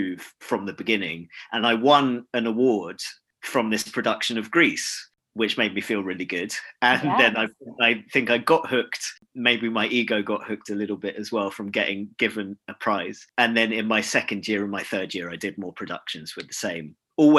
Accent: London, United Kingdom; I grew up in London, so I was able to live at home.

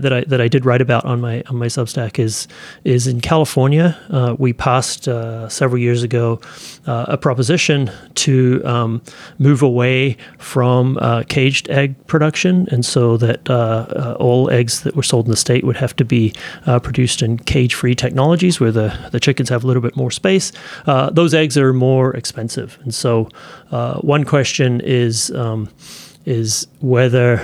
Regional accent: New Zealand; now in United States; When I was a kid growing up in New Zealand

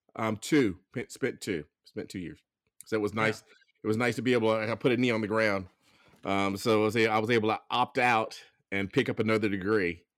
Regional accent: Grand Bay, Alabama, United States; moved away; I grew up in um, Lower Alabama. It's a little town called Grand Bay, south of Mobile.

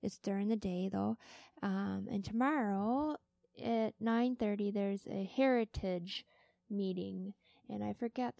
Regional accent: Minnesota, United States; We're from Minnesota. We listen to whatever the rich people say

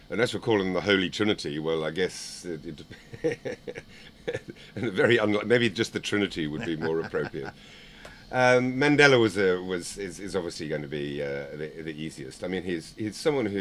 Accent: Zimbabwe; I was from Zimbabwe

